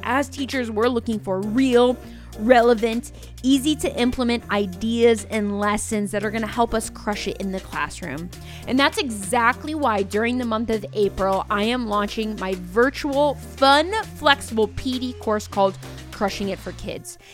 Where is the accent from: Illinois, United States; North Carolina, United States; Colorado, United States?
Illinois, United States; Mattoon; I wanted to teach middle school science at Mattoon Middle School, which is where I was born and raised